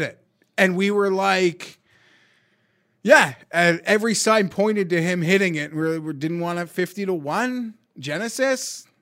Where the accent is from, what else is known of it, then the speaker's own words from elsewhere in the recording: Canada; we're Canadian